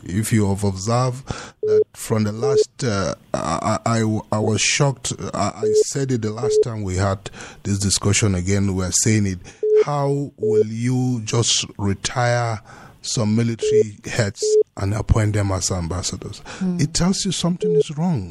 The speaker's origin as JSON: {"language": "English", "country": "Nigeria", "said": "as a Nigerian"}